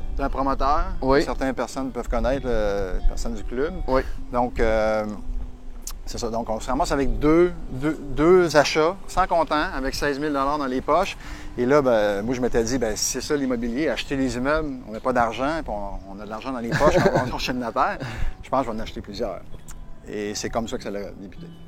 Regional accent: Sorel-Tracy, Quebec, Canada; je suis natif de Sorel

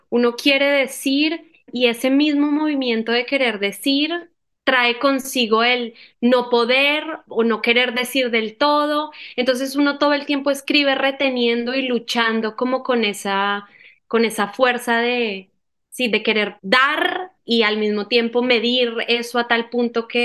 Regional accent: Medellín, Antioquia, Colombia; yo soy, mi familia es del nororiente antioqueño. Yo soy nacida en Medellín y mi familia es eh, también, ¿no? Mis padres. Entonces, bueno, yo soy paisa.

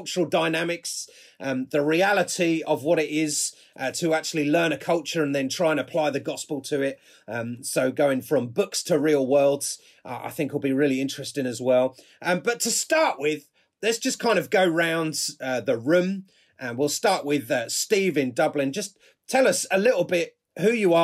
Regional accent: Manchester, North West England, United Kingdom; I'm from Manchester, one of the people that works on broadcast.

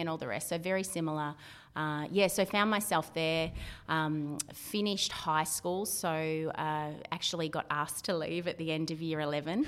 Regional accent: Victoria, Australia; also born or lived in South Australia / Mornington Peninsula; now in Central Coast, Australia; Originally, I grew up in Victoria

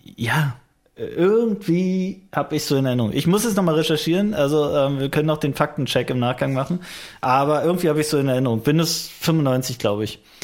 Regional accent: Frankfurt, Brandenburg, Germany; meine Heimatstadt Frankfurt-Oder

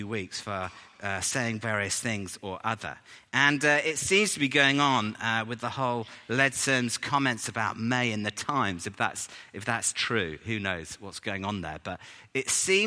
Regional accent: England, United Kingdom; we're English

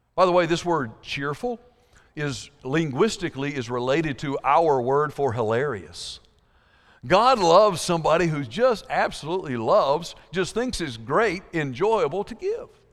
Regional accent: South Georgia, United States; I grew up in South Georgia

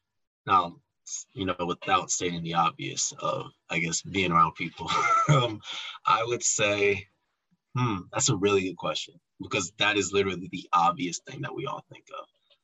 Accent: Chicago, Illinois, United States; And nobody believed I was from Chicago because not a lot of people come from Chicago or even know about Rockhurst in Chicago

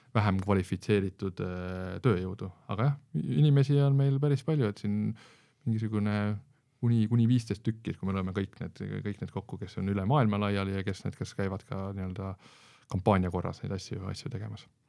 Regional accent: Estonia; kõik oleme eestlased, Eesti patrioodid

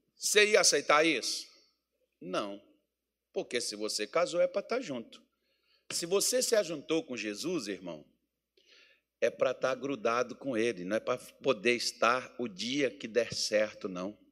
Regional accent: Minas Gerais, Brazil; moved away; eu sou mineiro

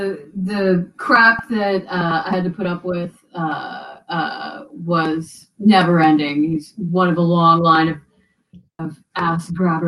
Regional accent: Indianapolis, Indiana, United States; moved away; also born or lived in Seattle; I grew up in Indiana, in Indianapolis.

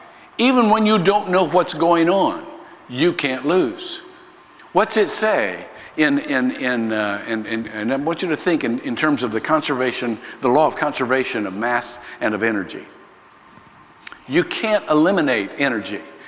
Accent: Ohio, United States; moved away; I was born in Ohio

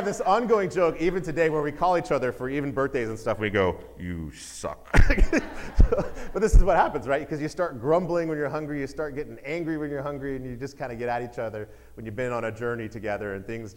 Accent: Texas, United States; I was born in Texas, and so it's just part of my blood

